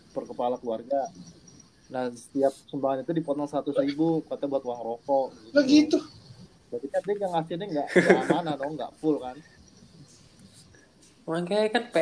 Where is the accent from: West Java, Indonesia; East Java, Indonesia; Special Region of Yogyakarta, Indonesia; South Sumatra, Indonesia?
South Sumatra, Indonesia; Palembang; Saya orang Palembang.